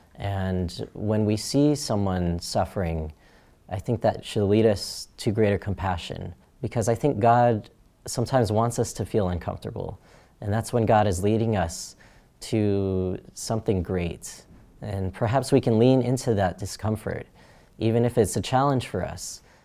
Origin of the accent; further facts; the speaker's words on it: Phoenix, Arizona, United States; I was born in Phoenix, Arizona, and that's where I grew up